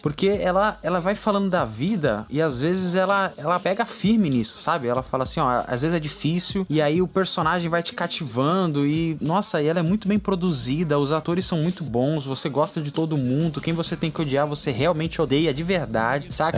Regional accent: Brazil; como brasileiro

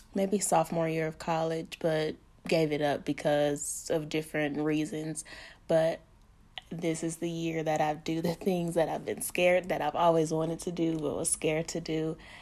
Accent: Pine Bluff, Arkansas, United States; also born or lived in Milwaukee, Wisconsin; I was born in Milwaukee, Wisconsin, but raised in the great Pine Bluff, Arkansas

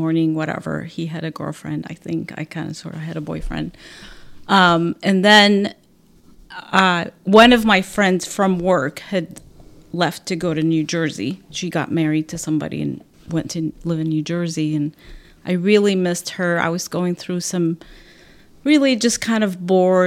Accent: Aleppo, Aleppo Governorate, Syria; moved away as an adult; now in Ventura County, United States; in Aleppo, Syria, my hometown

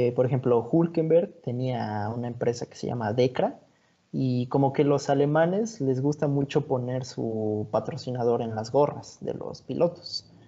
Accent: Mexico; siendo mexicano

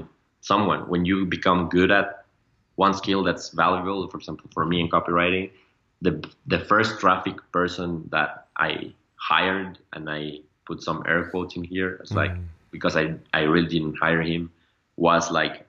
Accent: Mexico; we are from Mexico

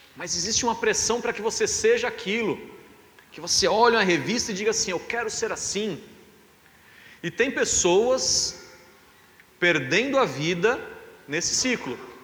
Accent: Brazil; A gente é brasileiro

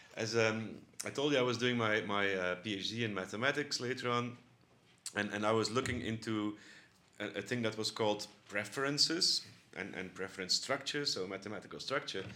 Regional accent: Bruges, Flanders, Belgium; now in Netherlands; I was born in Bruges, that's um, a small town actually near the North Sea in the province of, province of West Flanders

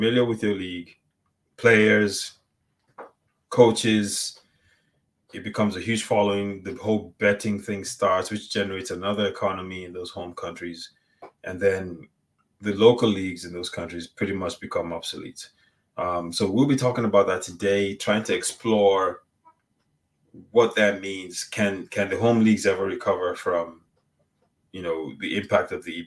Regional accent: Nigeria; we're both Nigerian.

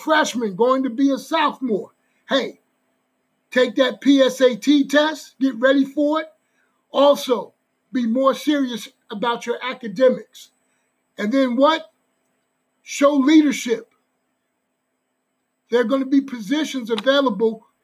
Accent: New Jersey, United States; I'm from Jersey

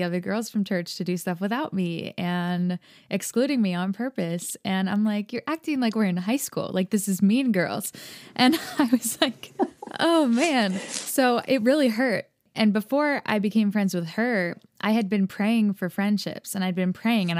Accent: United States; I grew up here in America, if you can tell by my accent.

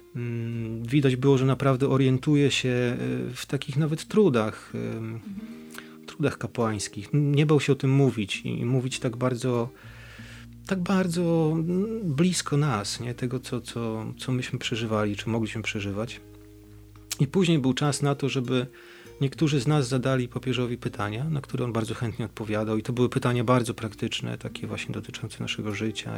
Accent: Bydgoszcz, Kuyavian-Pomeranian Voivodeship, Poland; z Bydgoszczy, od duchaczy

